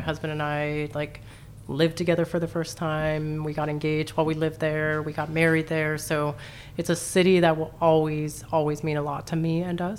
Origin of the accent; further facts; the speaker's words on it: Southern California, United States; also born or lived in New Orleans; now in St. Louis, United States; I grew up in Southern California